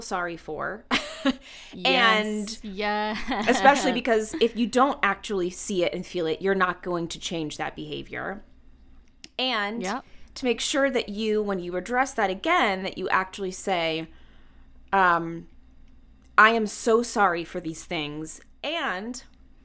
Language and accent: English; Atlanta, Georgia, United States; moved away as an adult; I grew up in the South. I grew up in Atlanta. I only stayed until through high school, and then I moved away for college